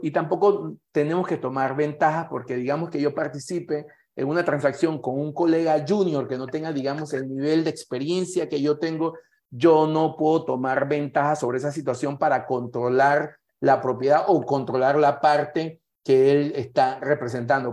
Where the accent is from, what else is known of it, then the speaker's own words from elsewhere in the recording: Panama; como panameño y como profesional que participo en esta actividad